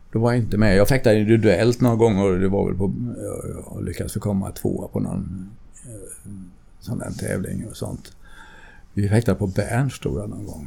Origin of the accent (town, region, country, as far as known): Sweden